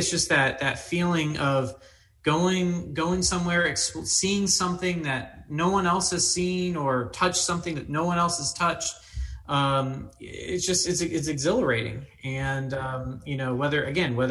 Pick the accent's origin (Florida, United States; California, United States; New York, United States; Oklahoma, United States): Florida, United States; Daytona Beach; when I was young, I grew up in Daytona Beach